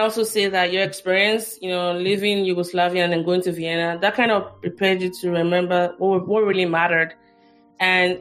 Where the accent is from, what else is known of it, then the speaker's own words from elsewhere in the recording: Nigeria; moved away; I'm Nigerian all through and through